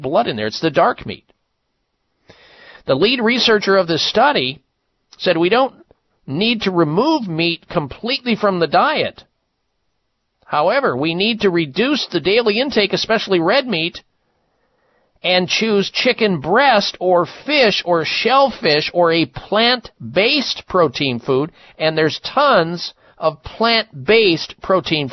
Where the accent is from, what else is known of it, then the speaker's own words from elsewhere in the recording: Midwest, United States; at our home growing up in the Midwest